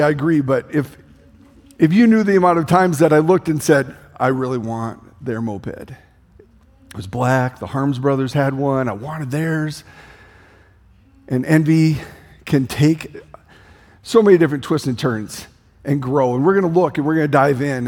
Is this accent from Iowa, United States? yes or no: yes; Denison, Iowa, United States; I grew up in Denison, Iowa.